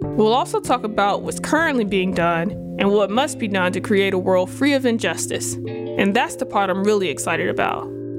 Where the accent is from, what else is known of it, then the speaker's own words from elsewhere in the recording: the Delta South, United States; I grew up in the Delta South to a working class single parent